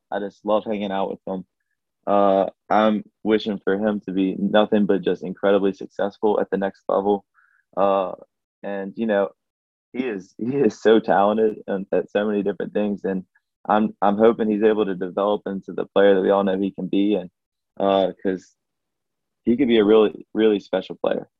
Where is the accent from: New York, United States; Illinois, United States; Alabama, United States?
Alabama, United States; my home state